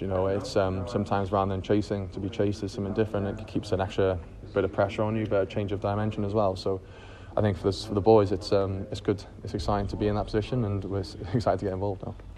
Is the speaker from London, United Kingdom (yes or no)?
no; Wales, United Kingdom; As a kid growing up in Wales